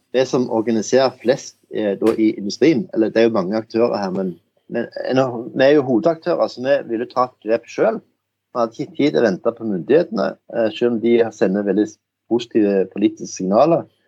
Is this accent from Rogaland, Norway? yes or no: yes; Jæren, Rogaland, Norway; accent: Jæren dialect; jeg er jo jærbu som hører på dialekten